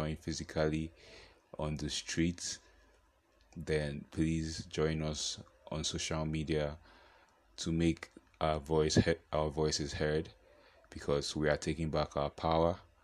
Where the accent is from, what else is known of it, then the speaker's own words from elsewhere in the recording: Nigeria; I am a Nigerian